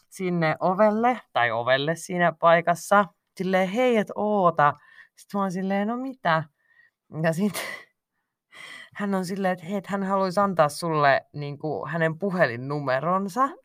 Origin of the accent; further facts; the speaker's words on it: Finland; mä oon Suomesta kotoisin